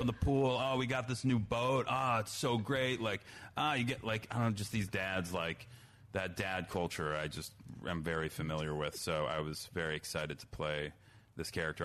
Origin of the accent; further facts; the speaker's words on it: New Trier, Illinois, United States; my high school new trio